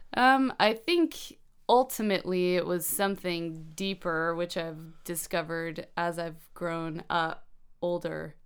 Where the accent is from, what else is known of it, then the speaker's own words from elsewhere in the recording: Asheville, North Carolina, United States; moved away as an adult; also born or lived in Virginia Beach, Virginia / Weaverville, North Carolina; now in Bellingham, United States; I'm from Asheville